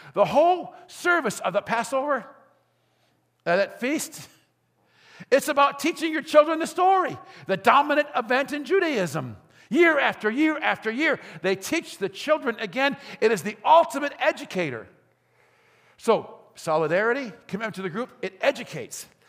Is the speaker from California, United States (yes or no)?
no; Gary, Indiana, United States; I grew up in Gary, in Glen Park.